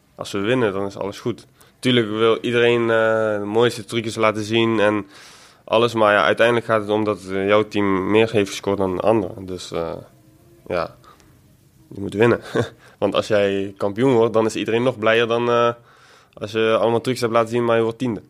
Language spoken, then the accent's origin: Dutch; Eindhoven, North Brabant, Netherlands; ik kom uit Eindhoven dus en altijd voor PSV geweest